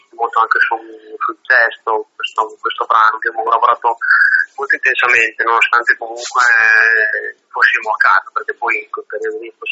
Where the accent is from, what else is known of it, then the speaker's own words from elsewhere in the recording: Italy; noi siamo di Reggio